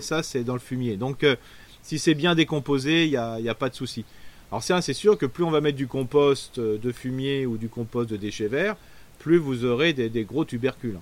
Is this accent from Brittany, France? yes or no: no; Alsace, Grand Est, France; chez nous en Alsace